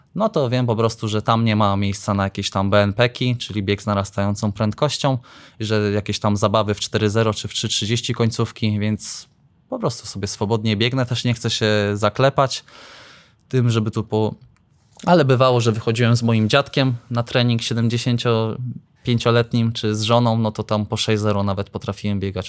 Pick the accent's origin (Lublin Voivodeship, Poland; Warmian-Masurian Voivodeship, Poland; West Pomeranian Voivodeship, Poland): Warmian-Masurian Voivodeship, Poland; Iława; Jestem z Iławy